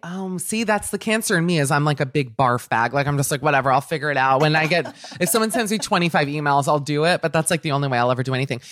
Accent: Miami, Florida, United States; when I was growing up in Miami

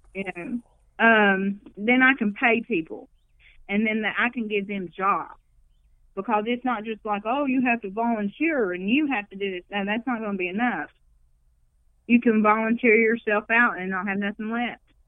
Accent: McDowell County, West Virginia, United States; where I grew up in McDowell County, the most Appalachian you could get.

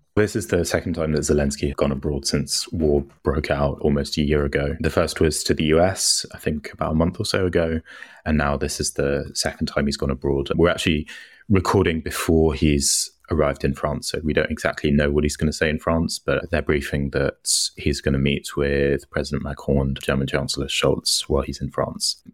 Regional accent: United Kingdom; moved away; I'm British and I live abroad

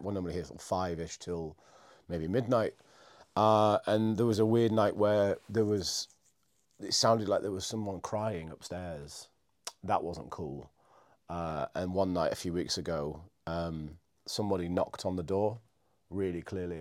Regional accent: Scarborough, Yorkshire and the Humber, United Kingdom; moved away as an adult; also born or lived in Edinburgh / London / Cardiff; now in York, United Kingdom; I grew up in Scarborough, which is a little coastal place not far from here.

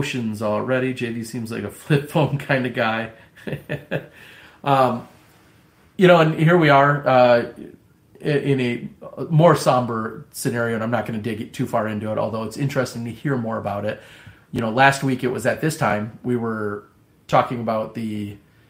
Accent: Midwest, United States; accent: Midwestern; my Midwestern accent

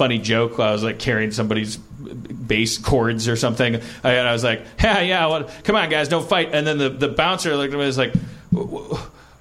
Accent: Wisconsin, United States; now in Los Angeles, United States; I'm from Wisconsin

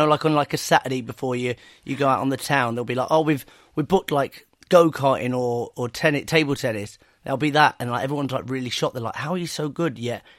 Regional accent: Blackpool, North West England, United Kingdom; I grew up in Blackpool

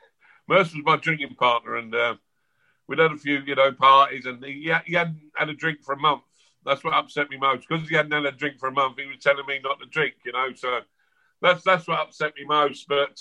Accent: London, United Kingdom; born there; Autobiography, I was born in South London in 1968 and blah, blah, blah.

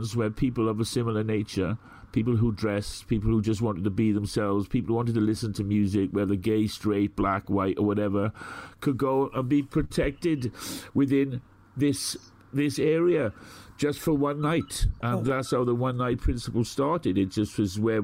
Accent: Merthyr Tydfil, Wales, United Kingdom; now in London, United Kingdom; I come from Merthyr Tydfil.

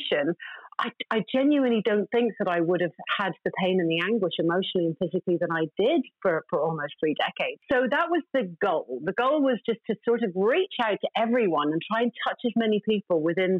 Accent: Ireland; I'm Irish.

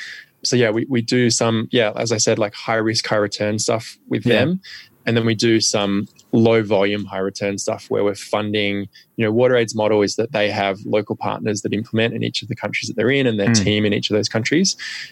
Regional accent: Australia; For me, what I realized

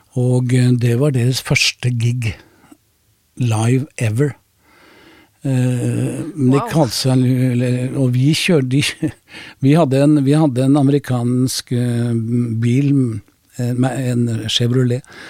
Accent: Oslo, Norway; Jeg er oppvokst med Carl Berner.

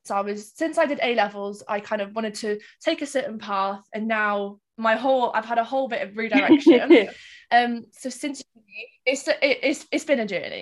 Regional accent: Cardiff, Wales, United Kingdom; also born or lived in Reading; I'm 24 and I'm from Cardiff.

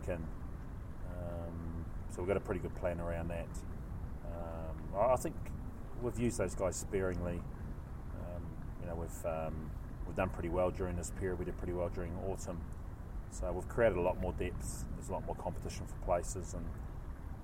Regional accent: New Zealand; moved away as an adult; now in Glasgow, United Kingdom; I'm a Kiwi

